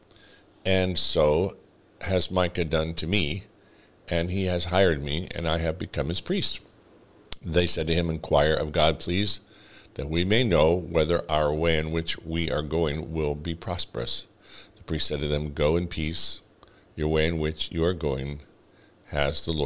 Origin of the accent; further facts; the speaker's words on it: New Mexico, United States; I come from New Mexico